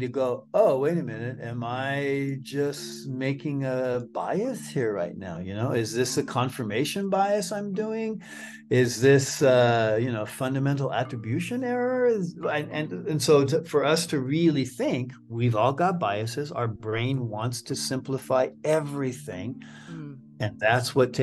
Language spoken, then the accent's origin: English; Southern California, United States; white American male who grew up in Southern California in the 1950s and 60s